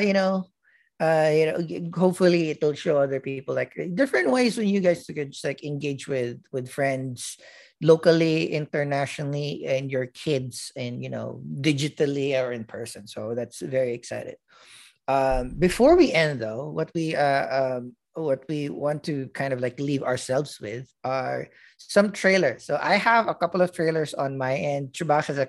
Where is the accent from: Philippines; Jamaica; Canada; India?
Philippines; moved away; growing up in the Philippines and, you know, being in a smaller school when I was in grade school